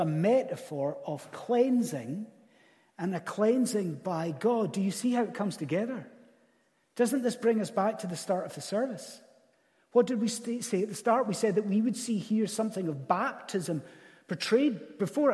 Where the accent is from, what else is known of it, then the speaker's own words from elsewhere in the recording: Scottish Highlands, Scotland, United Kingdom; as a Scottish Highlander